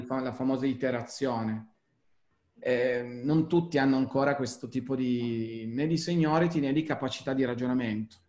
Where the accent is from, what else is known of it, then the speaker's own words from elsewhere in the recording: Turin, Piedmont, Italy; sono torinese